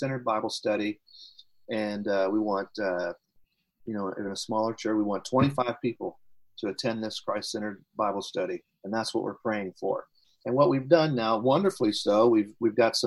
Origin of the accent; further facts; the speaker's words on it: United States; as an American pastor